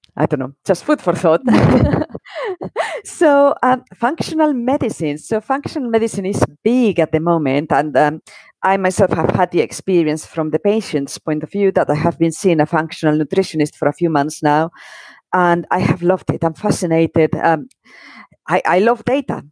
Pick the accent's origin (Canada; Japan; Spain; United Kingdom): Spain; moved away; I grew up in Spain in the 80s